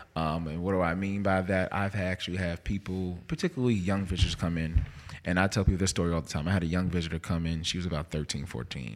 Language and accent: English; Jersey City, New Jersey, United States; moved away as an adult; also born or lived in North Carolina / Mississippi; now in Jackson, United States; I am from Jersey City, New Jersey.